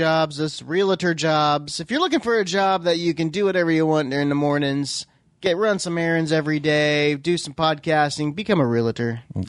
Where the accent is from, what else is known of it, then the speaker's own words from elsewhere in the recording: Oklahoma, United States; But, come on, we're from Oklahoma, so you gotta.